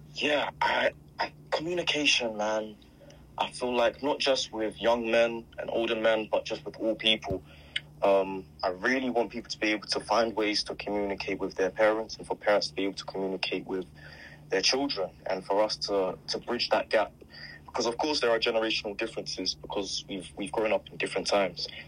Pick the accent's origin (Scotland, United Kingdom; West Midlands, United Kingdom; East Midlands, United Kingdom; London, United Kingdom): London, United Kingdom; I'm from Croydon